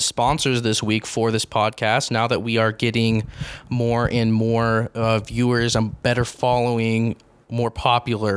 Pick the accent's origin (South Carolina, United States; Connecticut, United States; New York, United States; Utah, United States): Utah, United States; Grantsville; He was my dentist growing up in Grantsville